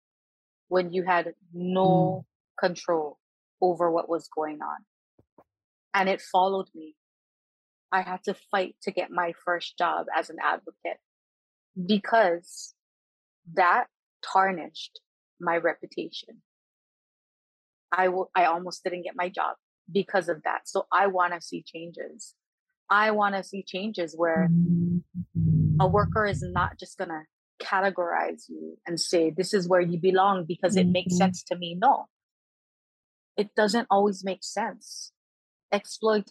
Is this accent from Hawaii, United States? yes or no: yes; Hawaii, United States; as a Kanaka, as a Hawaiian